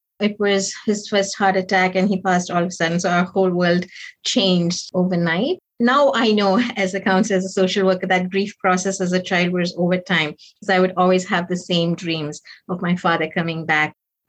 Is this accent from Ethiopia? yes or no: no; Nigeria; also born or lived in Chingola, Zambia; So I was born to East Indian parents, but I was born in Zambia in a town called Chingola. I'm the second. My parents are teachers and they worked there. Moved to Nigeria when I was around 5.